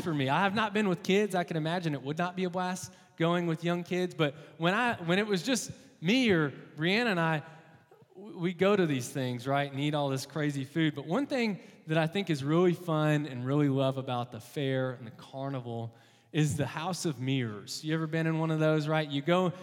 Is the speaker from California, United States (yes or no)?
no; Texas, United States; moved away; I'm from Texas originally